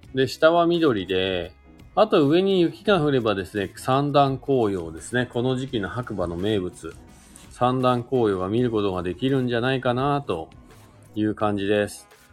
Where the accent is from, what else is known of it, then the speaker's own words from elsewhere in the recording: Oyama, Shizuoka, Japan; now in Hakuba, Japan; 静岡県の小山市というところですかね、僕の地元なんですけど